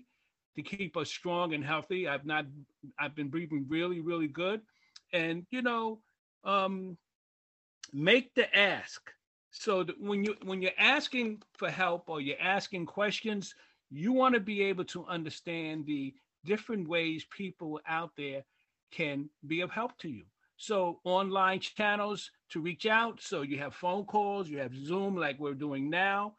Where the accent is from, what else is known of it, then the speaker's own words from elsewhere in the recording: New York City, New York, United States; how you grew up in East New York, because I'm originally from Pink House Projects